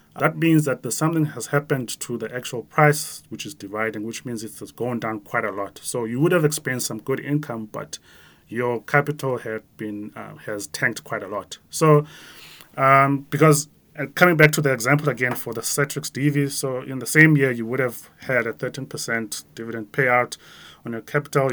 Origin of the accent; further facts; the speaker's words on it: Grahamstown, Eastern Cape, South Africa; moved away; me growing up in a small town, like my hometown in Grahamstown, where I was a kid